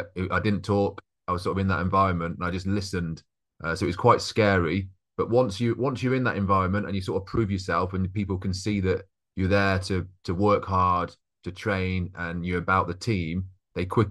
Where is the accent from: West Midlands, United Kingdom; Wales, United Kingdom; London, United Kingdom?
West Midlands, United Kingdom; Coventry; I grew up in Coventry